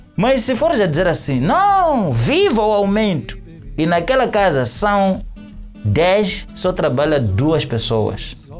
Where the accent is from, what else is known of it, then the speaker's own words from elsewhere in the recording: Matutuíne, Maputo, Mozambique; sou de Matutuíne